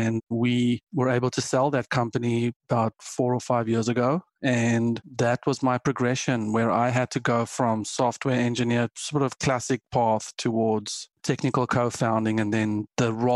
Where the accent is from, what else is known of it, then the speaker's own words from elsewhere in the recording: South Africa; moved away as an adult; also born or lived in Germany; now in United States; I am South African